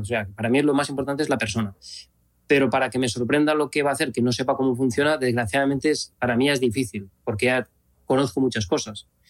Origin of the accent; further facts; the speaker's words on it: Spain; es donde nací, donde me he criado.